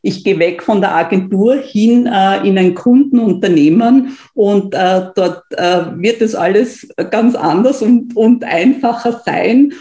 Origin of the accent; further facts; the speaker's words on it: Austria; bei uns in Österreich